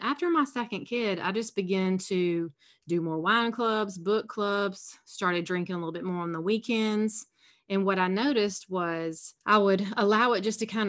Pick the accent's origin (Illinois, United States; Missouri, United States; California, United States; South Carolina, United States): South Carolina, United States; accent: Southern; I'm from South Carolina. I'm sure your listeners will be able to tell there's a little Southern accent there.